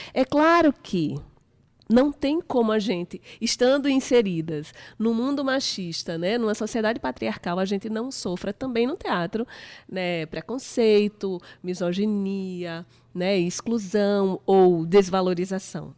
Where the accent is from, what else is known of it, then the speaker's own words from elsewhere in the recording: Paraíba, Brazil; eu sou da Paraíba, eu sou paraibana